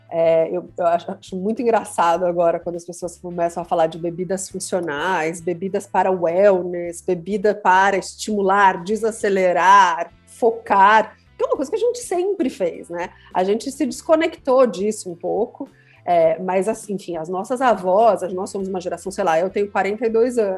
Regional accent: Curitiba, Paraná, Brazil; also born or lived in London; now in São Paulo, Brazil; porque quando eu vim, vim morar em São Paulo, eu sou de Curitiba, e eu passei uma temporada de seis anos em Londres antes de vir morar aqui.

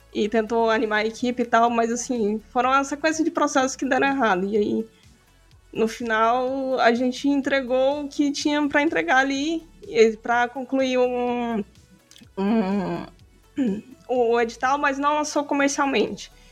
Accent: Aparecida de Goiânia, Goiás, Brazil; now in Goiânia, Brazil; eu sou natural, na verdade, de Aparecida de Goiânia, que é uma cidade meio que na região metropolitana de Goiânia, Goiás.

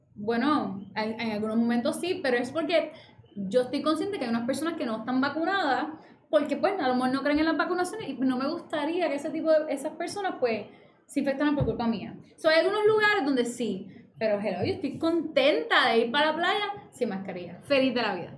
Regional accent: Fajardo, Puerto Rico; Yo soy de Fajardo y trabajo en Río Piedra

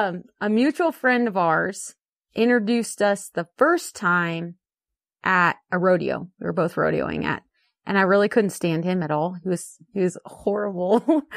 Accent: Chico, California, United States; also born or lived in San Francisco; So, I was born in San Francisco, and then we moved to Chico when I was 8.

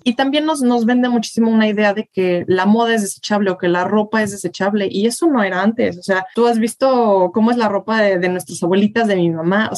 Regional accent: Tuxtla Gutiérrez, Chiapas, Mexico; soy de Tuxtla

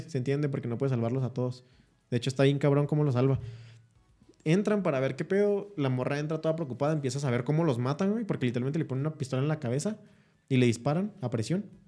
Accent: Chihuahua, Mexico; el Chihuahua, el México del Norte somos nosotros

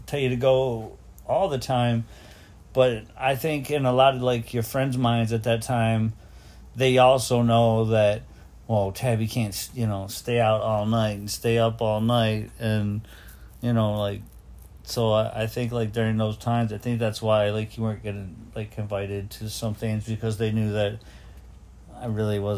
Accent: Detroit, Michigan, United States; I was growing up in Detroit

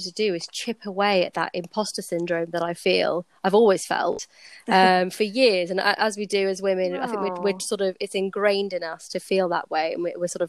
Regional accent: Slough, South East England, United Kingdom; my dad runs a private practice firm in my hometown, and I ended up working with him, training, learning a lot

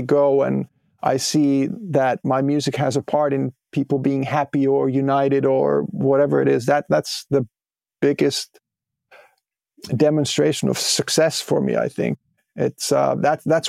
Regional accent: Pori area, Satakunta, Finland; a couple of like local radio stations that I was listening to from Pori and Harjavalta and Huittinen.

